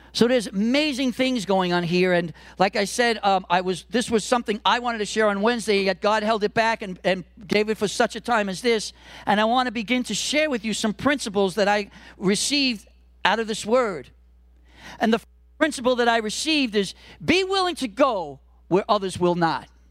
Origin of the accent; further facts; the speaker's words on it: New York City, New York, United States; I'm a Brooklyn boy. I grew up in Brooklyn in the '70s and the '80s